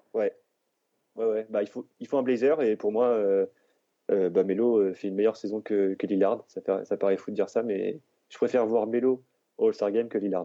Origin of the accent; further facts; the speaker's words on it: Orléans, Centre-Val de Loire, France; je suis, je suis d'Orléans